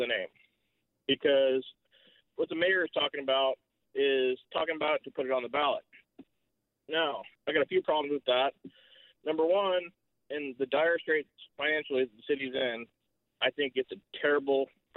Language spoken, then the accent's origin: English; Fort Bragg, California, United States; It's where I've grown up